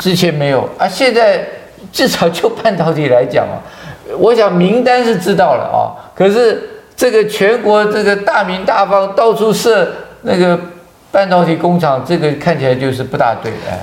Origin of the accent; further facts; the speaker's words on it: Taiwan; 我们台湾人